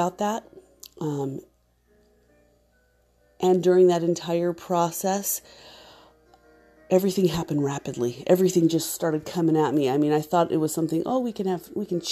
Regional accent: Mesa, Arizona, United States; also born or lived in Gilbert, Arizona; We grew up in Mesa and then in Gilbert, Arizona

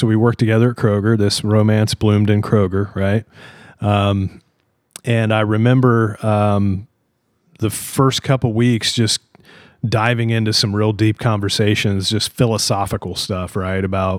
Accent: Logan, Utah, United States; So, born and raised in Logan, lived here my whole life

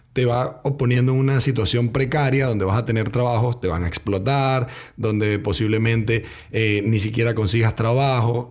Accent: Venezuela; moved away as an adult; now in Chile; yo también soy venezolano

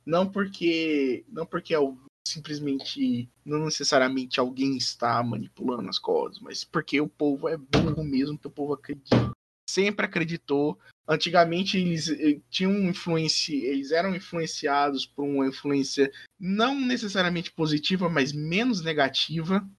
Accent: Brazil; first language Portuguese; Brasil sempre vai estar no meu coração, porque é onde eu cresci

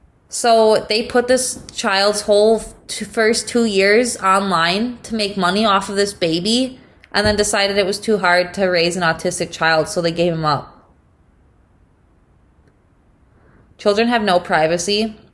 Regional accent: Wisconsin, United States; I'm from Wisconsin. I went to school at UW-Madison.

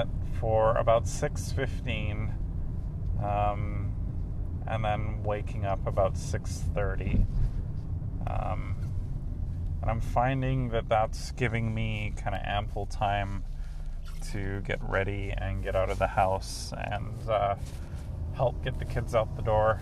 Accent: England, United Kingdom; moved away; I grew up in England

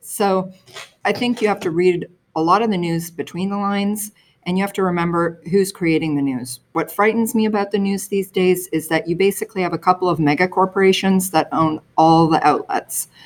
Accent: Toronto, Ontario, Canada; also born or lived in New York City, United States; I grew up in the suburbs of Toronto

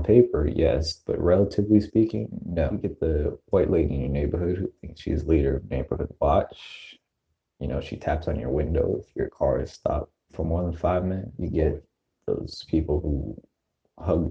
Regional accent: Maryland, United States

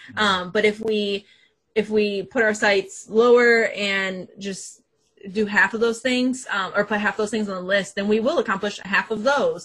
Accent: Flint, Michigan, United States; I went to the University of Michigan Flint first because I'm from Flint

